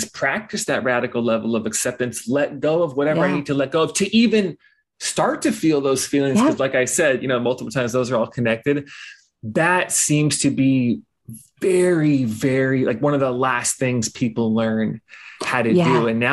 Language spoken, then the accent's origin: English; Los Angeles, California, United States; I grew up in Los Angeles